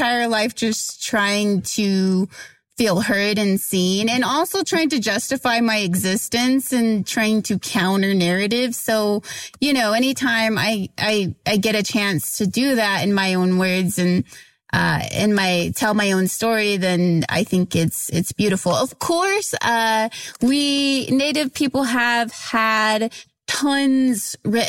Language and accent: English; Oklahoma, United States; I grew up in Oklahoma